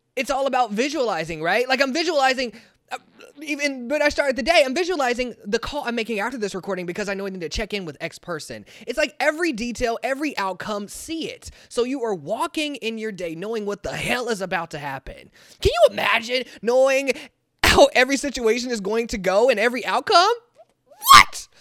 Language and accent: English; Kansas City, United States; I'm from Kansas City